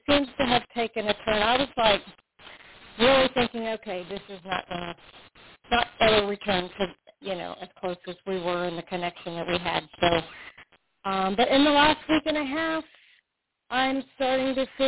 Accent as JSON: {"language": "English", "region": "South Florida", "country": "United States", "said": "I'm originally from South Florida"}